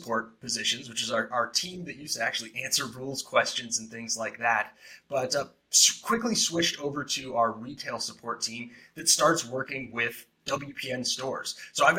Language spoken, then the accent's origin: English; Seattle, Washington, United States; also born or lived in Arizona; I grew up in Seattle